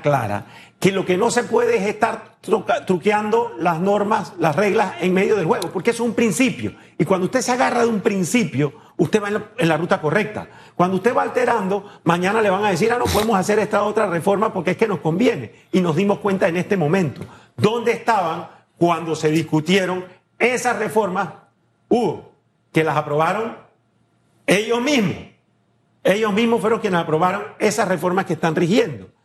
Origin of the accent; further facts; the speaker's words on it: Panama; como un panameño más